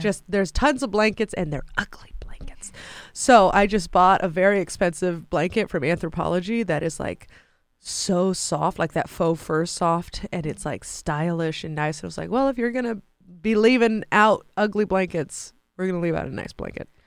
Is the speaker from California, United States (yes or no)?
yes; San Francisco, California, United States; in San Francisco, 'cause that's my hometown